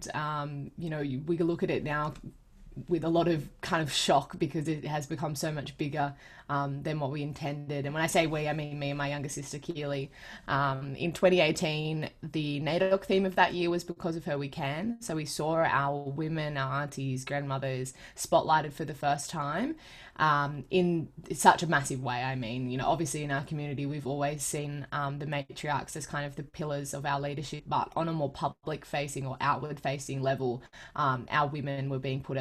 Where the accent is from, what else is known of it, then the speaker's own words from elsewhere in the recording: Sydney, New South Wales, Australia; I am a proud Gamilaroi Dungari girl who was born and raised in the Sutherland Shire on Darawal country south of Sydney